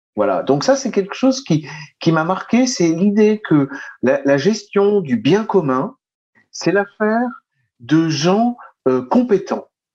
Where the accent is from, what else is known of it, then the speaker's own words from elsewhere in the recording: France; nous sommes en France, nous sommes français